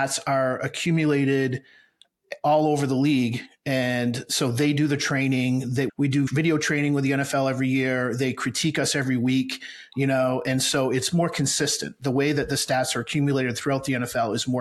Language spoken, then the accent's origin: English; Maine, United States; moved away as an adult; now in Brandon, United States; I grew up in Maine